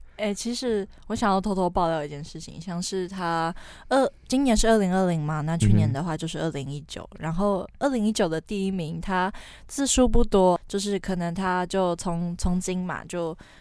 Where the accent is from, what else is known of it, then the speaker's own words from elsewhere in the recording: Taiwan; 我们台湾人